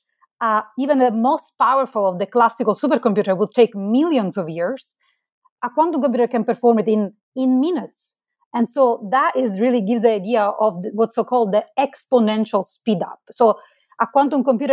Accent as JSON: {"language": "English", "town": "Marsala", "region": "Sicily", "country": "Italy", "tie": "born or raised there", "moved": "as an adult", "lives_now": "United States", "said": "Originally, I'm from Italy. I grew up in Marsala. It's a town in southern Italy. I moved to the United States later on for my PhD"}